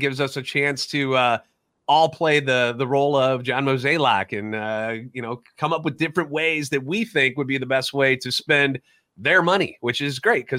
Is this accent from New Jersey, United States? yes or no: no; St. Louis, Missouri, United States; I'm a national radio sports anchor born and raised in the Lou